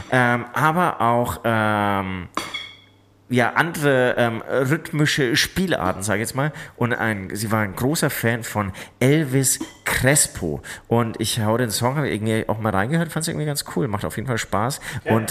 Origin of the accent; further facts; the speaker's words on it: Munich, Bavaria, Germany; ich komme auch aus München, habe irgendwie den ganzen Herbst irgendwie nur Oktoberfest aus jeder Ecke gehört.